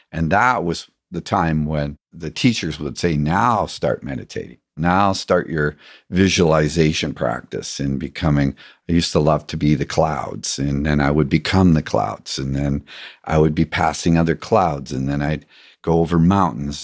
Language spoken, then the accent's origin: English; England, United Kingdom; growing up in England